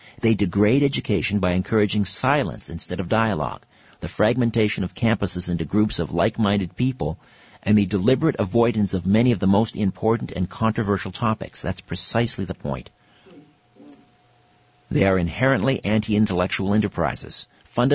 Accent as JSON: {"language": "English", "town": "Brantford", "region": "Ontario", "country": "Canada", "tie": "born or raised there", "said": "Brantford, my hometown"}